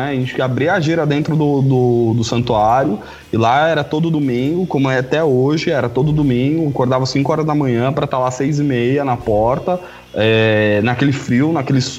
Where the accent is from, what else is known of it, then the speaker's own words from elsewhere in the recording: São Paulo, Brazil; É, porque na verdade eu sou de São Paulo, sou da Moca.